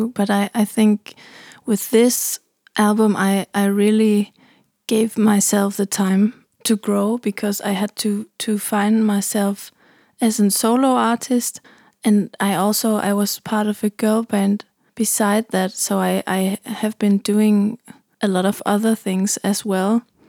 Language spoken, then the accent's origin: English; Germany; now in Copenhagen, Denmark; I'm from Germany, but I live in Copenhagen.